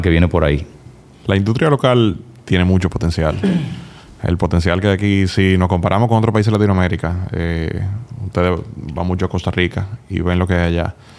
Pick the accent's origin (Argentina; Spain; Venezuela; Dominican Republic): Dominican Republic; also born or lived in Massachusetts, United States / Indiana, United States; de República Dominicana